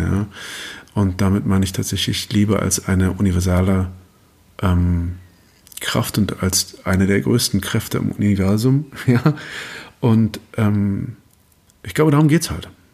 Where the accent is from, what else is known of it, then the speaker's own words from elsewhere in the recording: Germany; als, als Deutscher